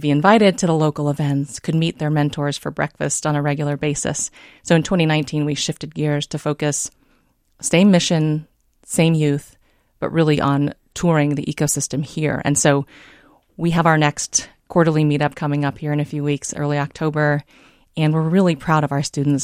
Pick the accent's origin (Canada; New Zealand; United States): United States; San Diego, California; born or raised there; moved away as an adult; also born or lived in Davenport, Iowa / Bay Area, California; now in Minnesota, United States